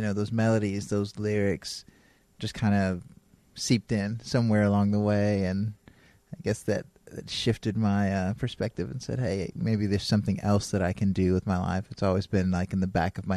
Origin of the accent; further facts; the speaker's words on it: Tennessee, United States; moved away as an adult; also born or lived in New York City / Washington, D.C. / Massachusetts; now in Los Angeles, United States; Then my family moved to Tennessee. Went from New York City to a farm in West Tennessee and went to high school, college in Tennessee